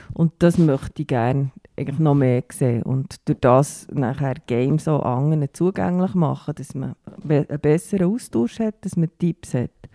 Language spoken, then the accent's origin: German; Bern, Switzerland; Ich komme aus Bern